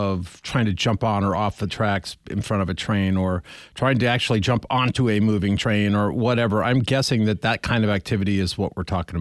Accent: Montana, United States; I grew up in Montana.

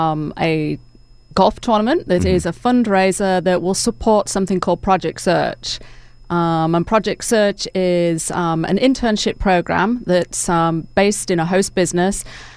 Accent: England, United Kingdom; now in Dalton, United States; Oh, right. Yes, I'm originally from England, so... Been here a number of years, but still have the accent.

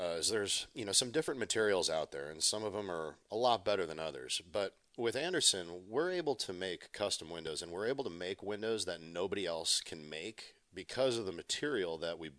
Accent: Minnesota, United States; my home state of Minnesota

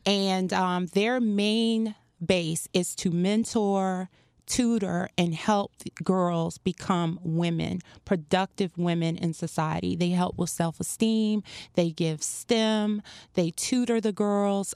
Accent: Farmville, Virginia, United States; moved away as an adult; also born or lived in North Carolina / Norfolk, Virginia; now in Miami, United States; I'm originally from a small town, Farmville, Virginia

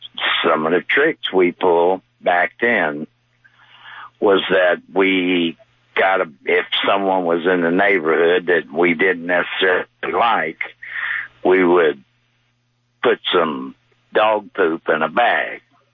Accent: Jacksonville, Florida, United States; when I was growing up in Jacksonville, I'm 69.

